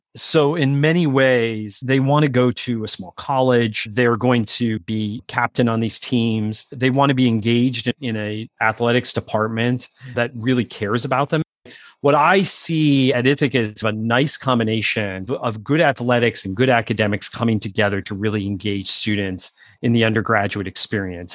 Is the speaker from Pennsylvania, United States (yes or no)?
yes; Pennsylvania, United States; I grew up in Pennsylvania